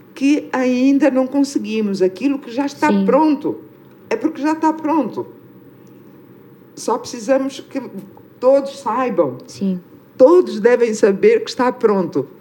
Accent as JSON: {"language": "Portuguese", "country": "Angola", "moved": "yes", "said": "sermos do mesmo país"}